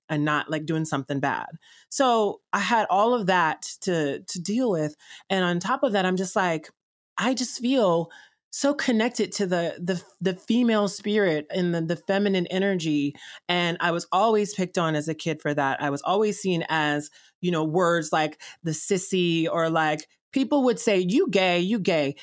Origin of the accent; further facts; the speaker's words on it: Columbus, Georgia, United States; also born or lived in Chicago / Atlanta; I was born in Chicago and raised in Columbus slash Atlanta, Georgia